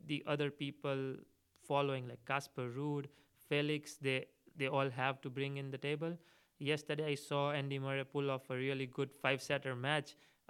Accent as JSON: {"language": "English", "country": "India", "tie": "born or raised there", "said": "So for 15 years of my life, I only seen Roger Rafa or either Novak towards the later part playing in the finals."}